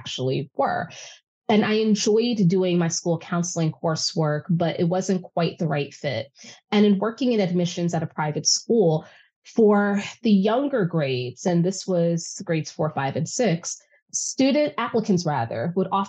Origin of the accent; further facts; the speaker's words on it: New York City, New York, United States; I'm born and raised in New York City, and specifically I grew up in Harlem